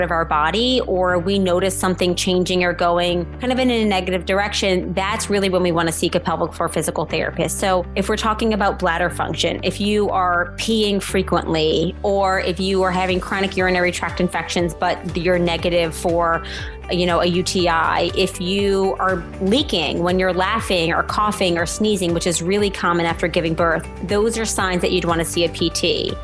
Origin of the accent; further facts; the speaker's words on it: New Orleans, Louisiana, United States; I live in New Orleans, Louisiana, which is my hometown.